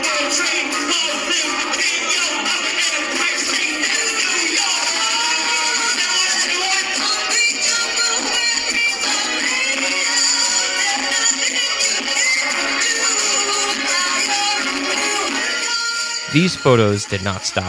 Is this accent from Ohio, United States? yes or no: no; Woodstock, New York, United States; also born or lived in Astoria, New York; When I was growing up in Woodstock, New York